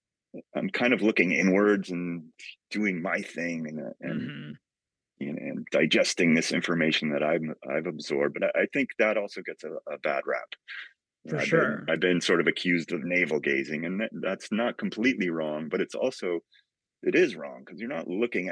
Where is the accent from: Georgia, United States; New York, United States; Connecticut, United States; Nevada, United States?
Connecticut, United States; outside of New Haven; also born or lived in Massachusetts; where I grew up outside of New Haven